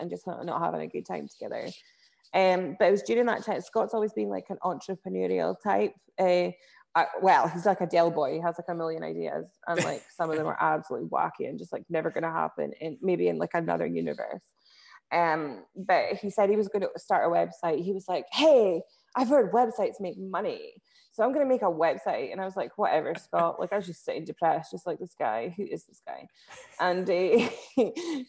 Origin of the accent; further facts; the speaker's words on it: Inverness, Scotland, United Kingdom; moved away as an adult; now in Aberdeen, United Kingdom; I'm from Inverness. I moved through to Aberdeen about 8 years ago now.